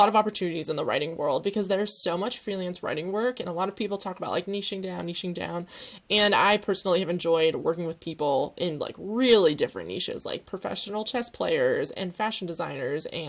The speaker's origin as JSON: {"language": "English", "region": "Pennsylvania", "country": "United States", "also_born_or_lived": "Chicago", "moved": "as an adult", "lives_now": "Netherlands", "said": "I'm currently freezing to slowly in the Netherlands, but I'm from Pennsylvania in the US."}